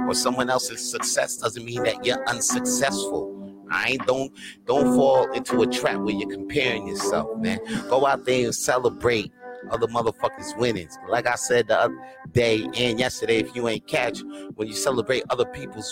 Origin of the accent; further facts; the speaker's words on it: Montreal, Quebec, Canada; I was born right here in Montreal. Je suis Montréalais. Je suis né ici.